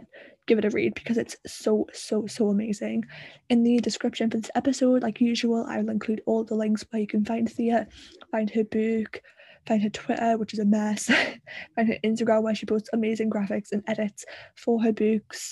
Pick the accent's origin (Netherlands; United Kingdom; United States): United Kingdom; the north of England; accent: Northern; he's not as Northern as me